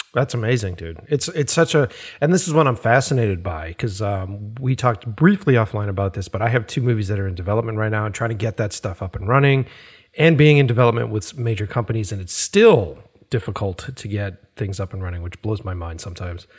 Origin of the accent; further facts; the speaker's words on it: Boston, Massachusetts, United States; I grew up in Boston and, uh, stayed in, in that city